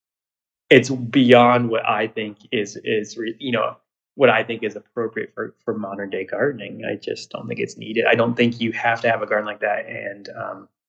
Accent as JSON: {"language": "English", "region": "Ohio", "country": "United States", "tie": "born or raised there", "also_born_or_lived": "Iowa", "said": "I grew up in Ohio, but I also grew up for a short time in Iowa"}